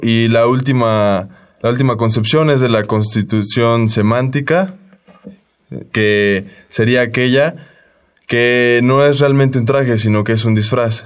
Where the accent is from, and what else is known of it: Mexico